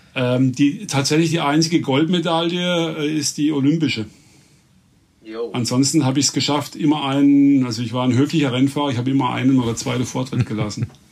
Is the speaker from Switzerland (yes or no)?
no; Reute, Baden-Württemberg, Germany; also born or lived in Emmendingen; in meinem Heimatort, in Reute, das ist sechs Kilometer weg von hier